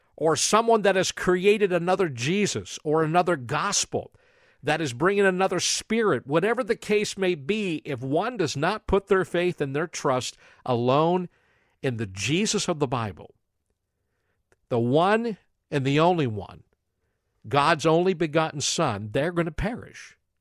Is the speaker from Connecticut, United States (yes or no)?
no; New Castle, Pennsylvania, United States; moved away; I come from a small city called Newcastle, Pennsylvania, and every time I go back there, I go back home.